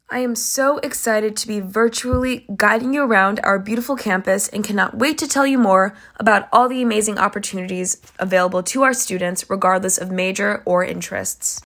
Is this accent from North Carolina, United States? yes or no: no; Chicago, Illinois, United States; moved away as an adult; now in Kingston, United States; I'm originally from Chicago, Illinois